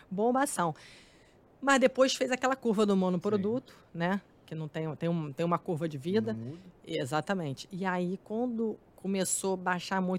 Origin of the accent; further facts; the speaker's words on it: Rio de Janeiro, Brazil; como eu venho de Campo pesado. Grande, eu morava em casa, né?